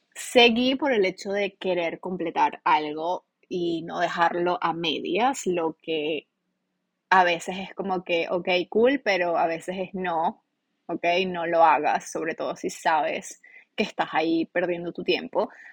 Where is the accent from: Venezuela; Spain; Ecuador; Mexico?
Venezuela; moved away as an adult; now in United States; En realidad yo no quería estar en mi país